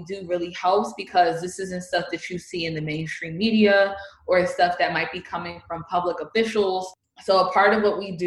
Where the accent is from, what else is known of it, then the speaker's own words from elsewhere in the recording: East Orange, New Jersey, United States; I'm from East Orange, which is a neighboring community out of NORC